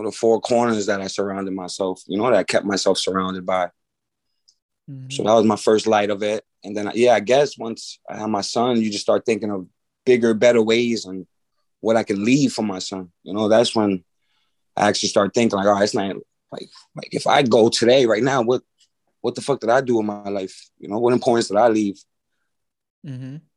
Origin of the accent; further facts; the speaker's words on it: New York City, New York, United States; moved away as an adult; now in Albany, United States; I'm from the Bronx, New York.